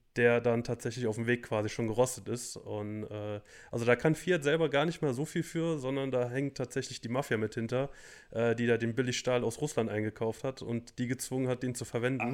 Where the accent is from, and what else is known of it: Germany